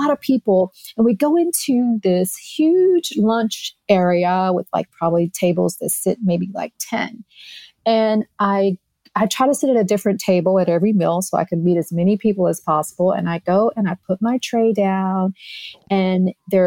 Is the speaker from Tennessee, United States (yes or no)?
yes; Tennessee, United States; now in Florida, United States; I'm from Tennessee